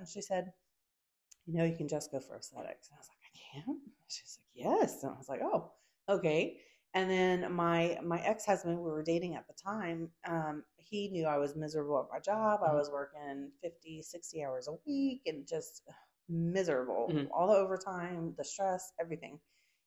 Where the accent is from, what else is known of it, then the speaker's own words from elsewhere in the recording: Texas, United States; also born or lived in California / Maryland / New Orleans; I grew up in the South in Texas.